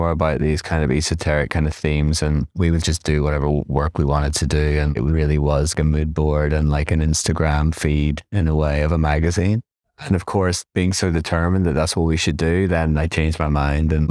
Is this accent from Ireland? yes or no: yes; Ireland; also born or lived in Nottingham / London; now in New York, United States; But because I came from Ireland, then Nottingham, then London, then New York, I'm no more English listen, I am American. It's like I'm Irish and it's just like it's a different thing.